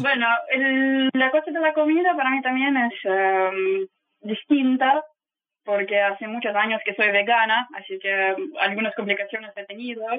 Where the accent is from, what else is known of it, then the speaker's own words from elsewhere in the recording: Saint Petersburg, Russia; Spanish is a second language; moved away as an adult; also born or lived in Punta Arenas, Chile; now in Ushuaia, Argentina; soy de San Petersburgo originalmente, de, Rusia